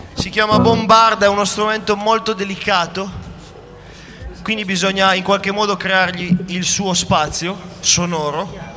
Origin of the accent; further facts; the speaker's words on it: behind Mont Blanc, Aosta Valley, Italy